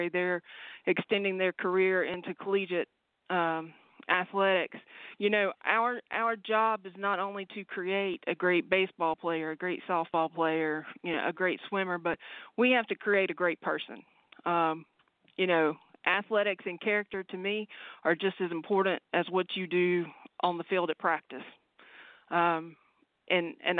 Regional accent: Mount Airy, North Carolina, United States; moved away as an adult; also born or lived in Iceland / Virginia / Tennessee / Georgia; now in Moncks Corner, United States; I actually born and raised in Mount Airy, North Carolina

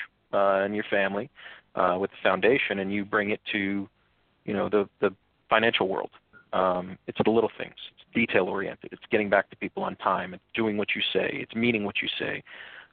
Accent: Pines Lake, New Jersey, United States; We grew up in Pines Lake, which was a very nice area

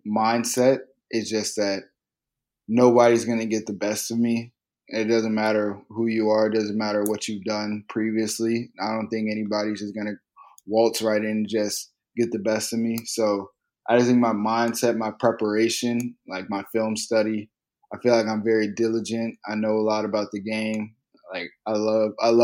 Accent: Virginia, United States; since I've lived in Virginia, and I've lived in Virginia for a while

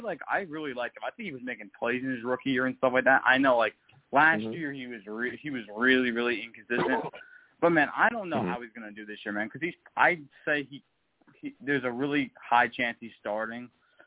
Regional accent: New Jersey, United States; I've talked to you plenty of times before. I'm from Jersey.

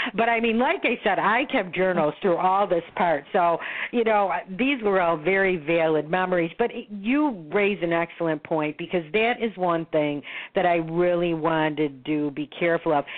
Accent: Buffalo, New York, United States; moved away as an adult; now in Florida, United States; I was born in Buffalo, New York. I oh. now am a resident of Florida, so I split my time between Florida and um, and Buffalo

